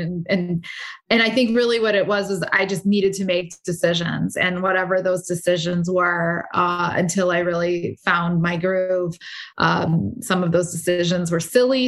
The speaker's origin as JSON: {"language": "English", "country": "United States", "said": "I'm American"}